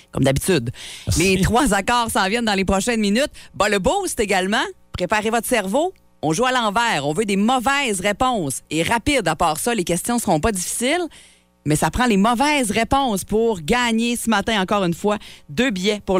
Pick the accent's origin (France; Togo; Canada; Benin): Canada; Saguenay, Quebec; Moi, je suis du Saguenay.